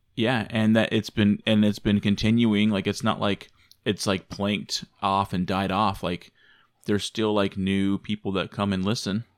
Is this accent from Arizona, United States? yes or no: yes; Arizona, United States; also born or lived in Michigan; I came from Arizona, that I lived in Arizona